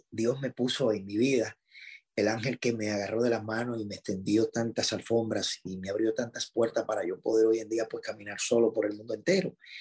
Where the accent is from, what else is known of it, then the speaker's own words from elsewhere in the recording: Dominican Republic; estar en mi país